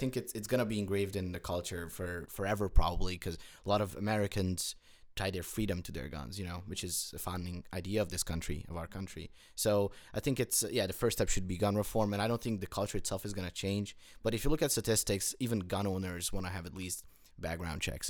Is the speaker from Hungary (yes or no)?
yes; Hungary; now in United States; I grew up in Europe, in Hungary